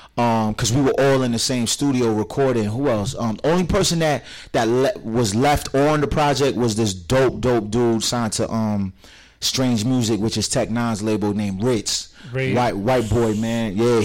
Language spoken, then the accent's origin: English; Providence, Rhode Island, United States; I grew up in Arbor Glen